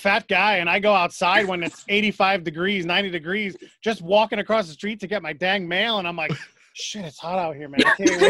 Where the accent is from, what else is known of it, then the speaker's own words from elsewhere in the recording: New York, United States; also born or lived in Connecticut; now in Pennsylvania, United States; I grew up in New York. I moved to Connecticut, and now I live in central Pennsylvania, like a half hour south of Hershey.